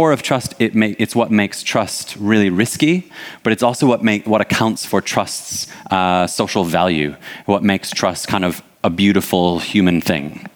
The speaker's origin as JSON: {"language": "English", "town": "Detroit", "region": "Michigan", "country": "United States", "moved": "yes", "lives_now": "United Kingdom", "said": "I'm originally from Detroit."}